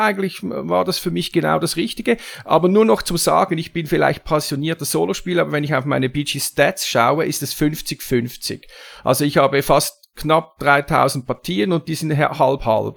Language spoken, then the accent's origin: German; Zurich, Switzerland; komme ich aus der Schweiz, ne, nämlich aus Zürich